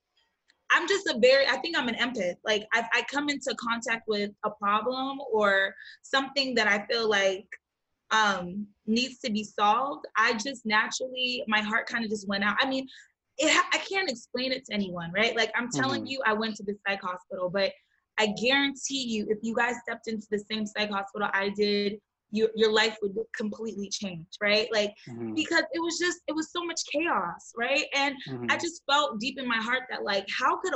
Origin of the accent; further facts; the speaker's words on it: Maryland, United States; also born or lived in Boston / New York / Accra; I was born and raised in Maryland.